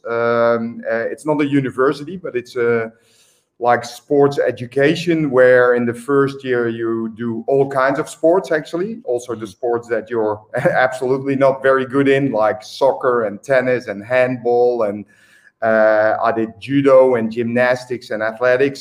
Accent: Eindhoven, North Brabant, Netherlands; moved away as an adult; also born or lived in Australia; my hometown, which is Eindhoven

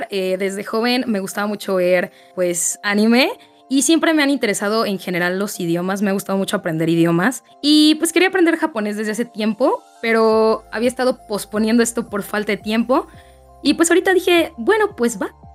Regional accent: Mexico; eh, soy de México y tengo 22 años.

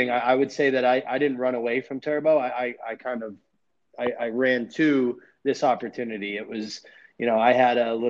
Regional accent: Massachusetts, United States; moved away as an adult; now in Arizona, United States; I grew up in Massachusetts

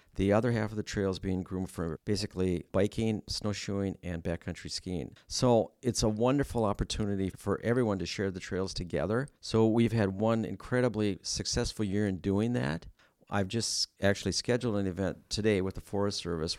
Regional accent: Stevens Point, Wisconsin, United States; moved away as an adult; my wife and I moved up here from central Wisconsin. She's a Wausau resident, and I'm from Stevens Point

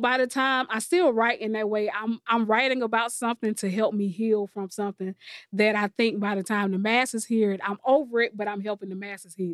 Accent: Columbia, South Carolina, United States; I'm from Columbia, South Carolina. I'm born and raised

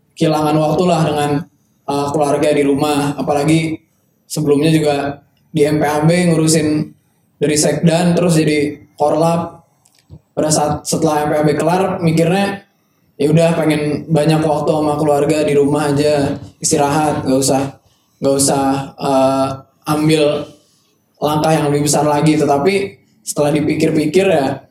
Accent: Bandung, West Java, Indonesia; gue anak Bandung juga

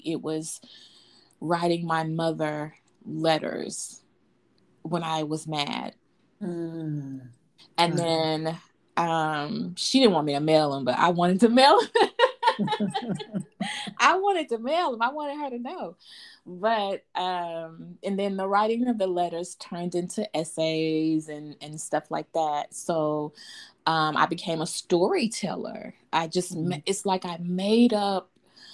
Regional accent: Fort Worth, Texas, United States; I was born and raised in Fort Worth, Texas. Mm-hmm. I've never lived anywhere else

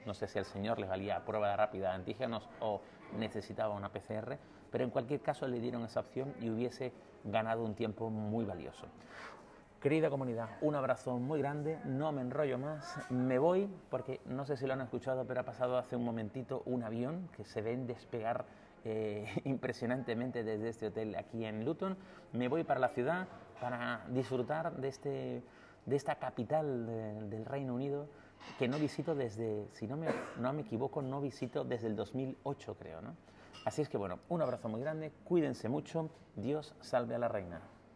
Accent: Canary Islands, Spain; como decimos en Canarias

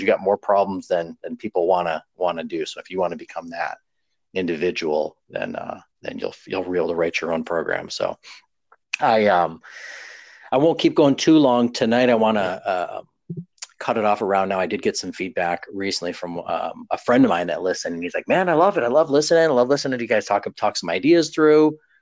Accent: New York, United States; moved away as an adult; also born or lived in Texas; I moved to Texas from well from New York originally

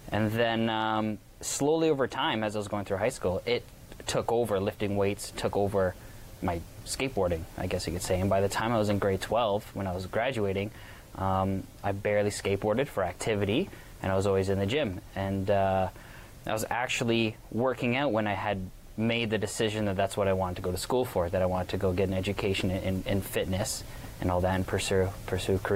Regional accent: Waterford, Ontario, Canada; Waterford, my hometown

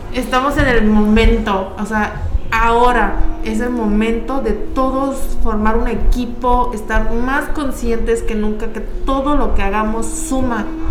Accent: Yucatán, Mexico; soy la única yucateca

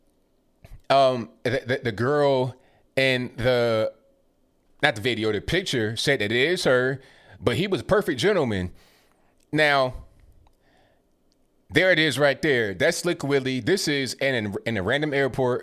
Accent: Virginia, United States; also born or lived in Charleston, West Virginia / Hampton Roads, Virginia; I was born in West Virginia, and I was raised in Virginia

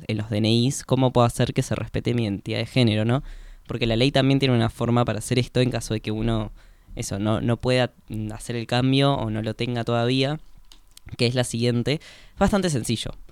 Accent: Córdoba, Argentina; born there; yo no tengo el DNI cambiado porque eh, yo nací en Córdoba y tendría que hacer todo el trámite

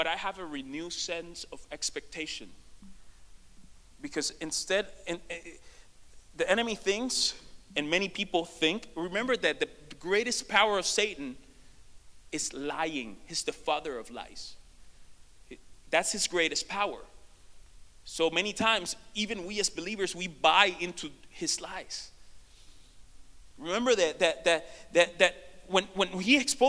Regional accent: Puerto Rico; moved away as an adult; now in United States; we come from Puerto Rico. It's an island that is 100 by 35 miles.

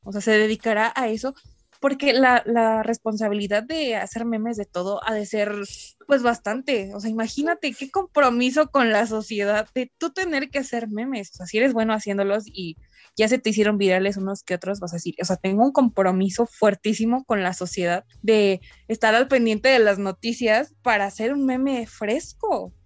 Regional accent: Mexico; en México, que siento que somos como los, los pioneros

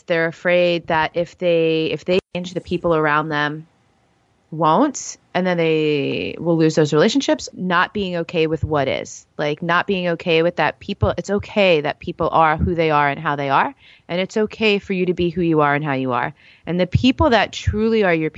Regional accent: New York, United States; I'm from New York.

